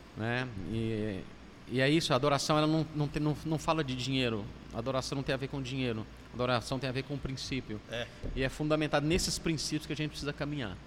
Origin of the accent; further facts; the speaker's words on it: Minas Gerais, Brazil; moved away as an adult; now in Fortaleza, Brazil; Como bom mineiro